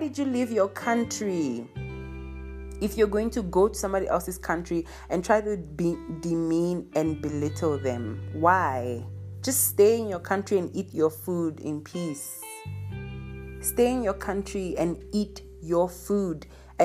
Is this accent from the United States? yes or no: no; Nigeria; now in Southern Africa; I am a Nigerian who lives in Southern Africa